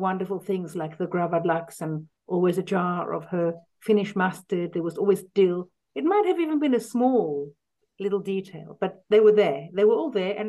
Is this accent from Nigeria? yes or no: no; South Africa; moved away; also born or lived in London, United Kingdom; I was born in London, but we lived in South Africa then from when I was about four.